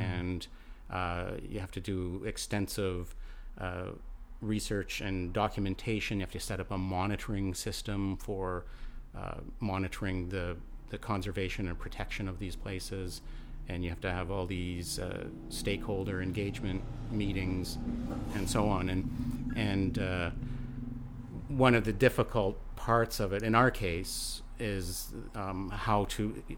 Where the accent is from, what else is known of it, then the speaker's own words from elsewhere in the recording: Alberta, Canada; now in British Columbia, Canada; I come from Alberta